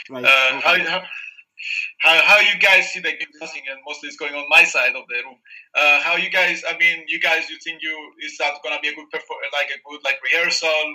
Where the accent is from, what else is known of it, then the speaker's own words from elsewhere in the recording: Cyprus; in Cyprus we love soccer